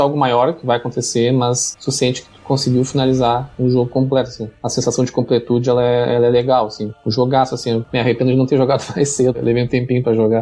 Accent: Pelotas, Rio Grande do Sul, Brazil; eu sou gaúcho, eu sou de Pelotas, no Rio Grande do Sul, bem no extremo sul aqui

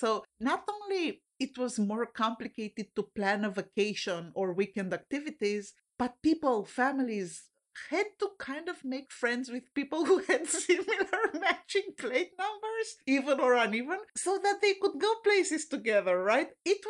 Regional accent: Romania; now in United States; I was born in Romania and lived part of my life under a dictatorship

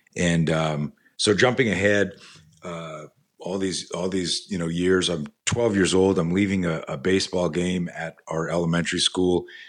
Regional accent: Canada; now in United States; I grew up in Canada

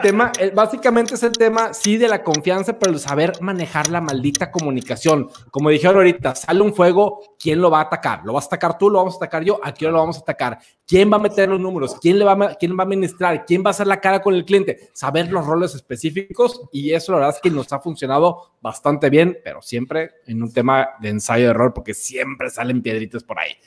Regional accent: Dominican Republic; Yo soy de República Dominicana

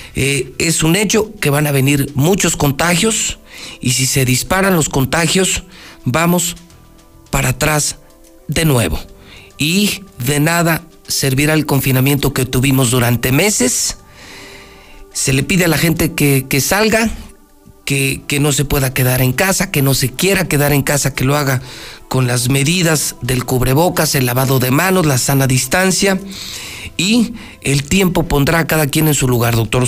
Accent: Aguascalientes, Mexico; mi tierra

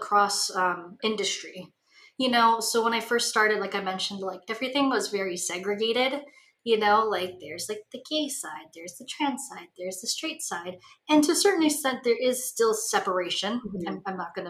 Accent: Hawaii, United States; now in Los Angeles, United States; I grew up in Hawaii, which is basically like an island version of the Midwest.

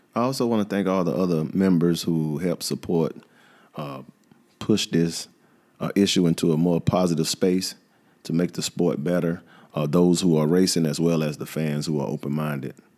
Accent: Atlanta, Georgia, United States; I'm from the South. I'm from Atlanta

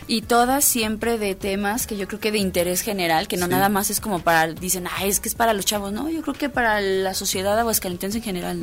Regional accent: Mexico; a muchos mexicanos nos encantan

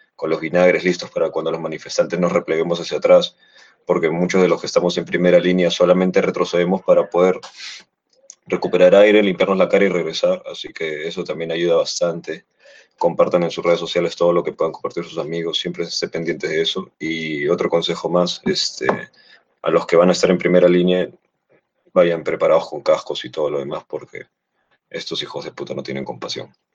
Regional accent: Peru; aquí en mi país, bueno, en nuestro país

